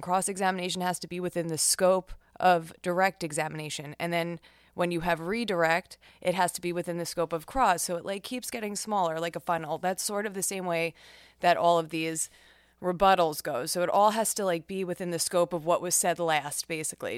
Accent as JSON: {"language": "English", "region": "New York", "country": "United States", "tie": "born or raised there", "said": "New York, my home state"}